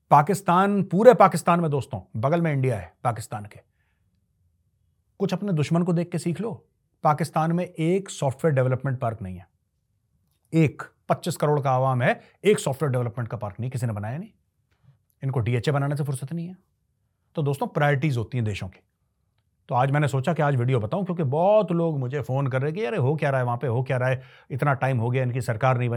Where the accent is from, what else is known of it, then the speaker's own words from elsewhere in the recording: Jharkhand, India; मैं भी झारखंड से हूं और झारखंड में नई पॉलिटिकल पार्टीज की वजह से नेक्सलाइट हमेशा इंक्रीज हो गए हैं